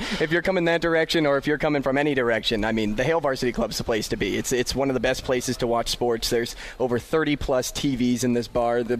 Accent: St. Louis, Missouri, United States; moved away as an adult; also born or lived in Iowa; now in Omaha, United States; There was a guy that I grew up watching in St. Louis

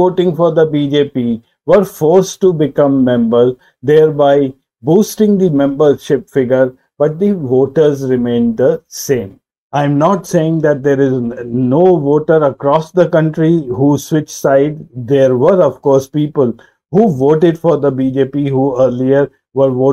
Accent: India; As an Indian, I am proud

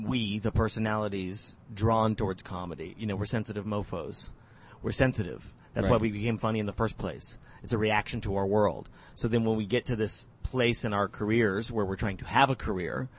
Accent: Las Vegas, Nevada, United States; moved away as an adult; also born or lived in New Mexico / Boston; Went through puberty in Vegas

